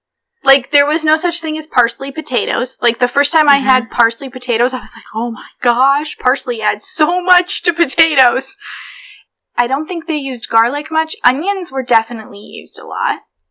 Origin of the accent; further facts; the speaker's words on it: New York, United States; born there; I was born in New York and you grew up in Ohio, and Ohio is very different.